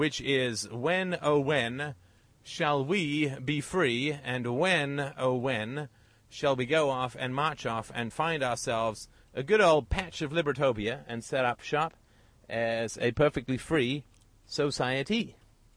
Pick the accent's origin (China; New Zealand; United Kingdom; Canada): United Kingdom; I'm British